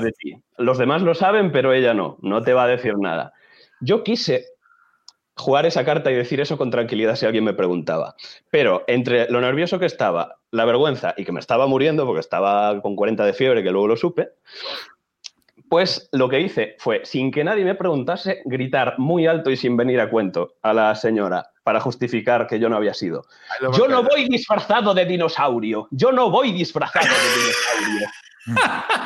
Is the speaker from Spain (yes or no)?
yes; Chantada, Galicia, Spain; moved away as an adult; now in Santiago de Compostela, Spain; Soy de Galicia, soy de un ah, pueblo que se llama Chantada, sí, y estoy estudiando en Santiago